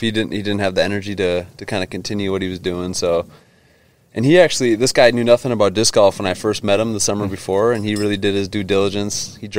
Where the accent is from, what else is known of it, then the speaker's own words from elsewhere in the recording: Minnesota, United States; growing up in Minnesota